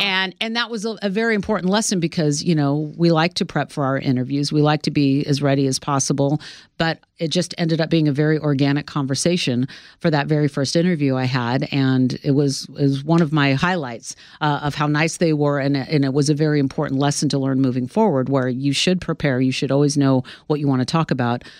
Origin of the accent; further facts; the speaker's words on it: Sacramento, California, United States; moved away as an adult; now in New York, United States; my hometown in Sacramento